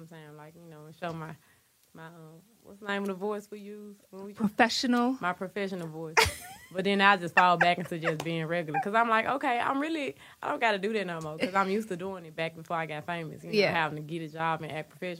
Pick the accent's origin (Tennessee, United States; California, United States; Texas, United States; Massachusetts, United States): Tennessee, United States; Memphis; I'm from Memphis